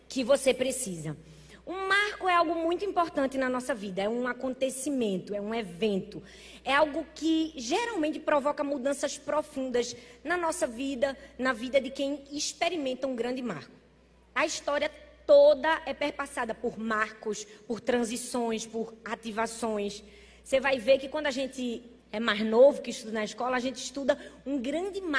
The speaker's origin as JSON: {"language": "Portuguese", "region": "Northeast Region", "country": "Brazil", "said": "Ah, pois bem, eu sou nordestina. Nordestina é animado."}